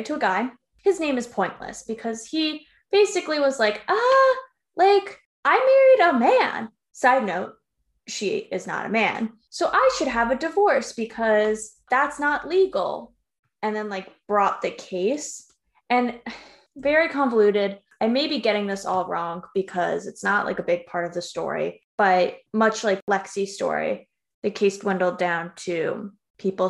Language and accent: English; Yonkers, New York, United States; also born or lived in White Plains, New York; I was born in White Plains Hospital, but lived in Yonkers